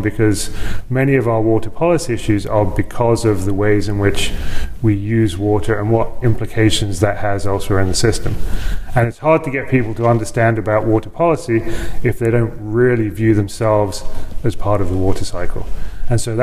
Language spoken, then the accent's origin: English; London, United Kingdom; moved away as an adult; also born or lived in Los Angeles, United States; now in Lincoln, Nebraska, United States; I grew up in the United Kingdom, in London, in suburban London